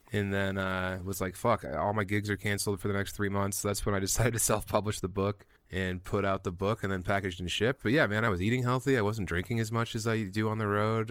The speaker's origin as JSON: {"language": "English", "region": "Eastern Plains of Colorado", "country": "United States", "tie": "born or raised there", "also_born_or_lived": "Denver", "moved": "yes", "lives_now": "Fort Collins, United States", "said": "I grew up on the Eastern Plains of Colorado"}